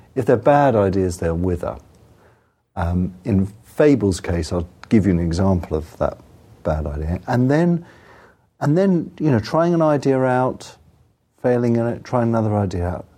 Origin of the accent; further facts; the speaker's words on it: England, United Kingdom; I'm English